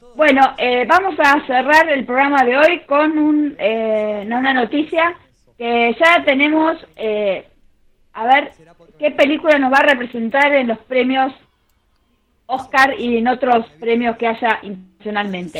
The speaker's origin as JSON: {"language": "Spanish", "country": "Argentina", "said": "nosotros los argentinos"}